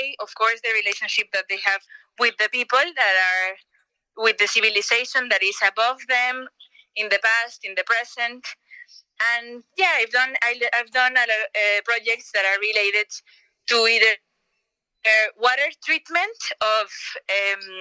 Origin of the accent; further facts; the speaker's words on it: Yucatán Peninsula, Mexico; I grew up in the Yucatan Peninsula